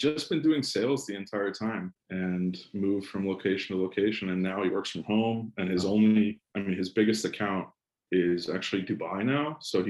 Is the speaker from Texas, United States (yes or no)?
yes; Georgetown, Texas, United States; also born or lived in Florida / Washington, D.C. area / Boston; So I grew up in Georgetown, technically, but I was born in Florida. We moved to Georgetown when I was like two or three, moved up to the DC area, and then to Boston, and then back to Georgetown when I was in fourth grade, I think.